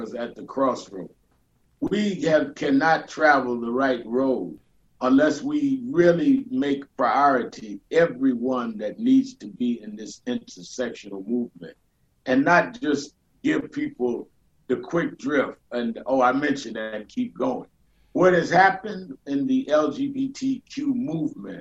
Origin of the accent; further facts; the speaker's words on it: New York City, New York, United States; I was born and raised in Brooklyn